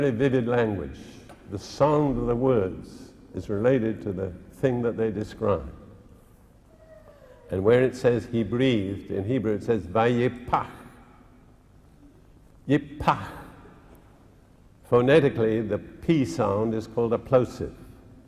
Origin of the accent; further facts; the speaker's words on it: India; now in United Kingdom; when I was born in India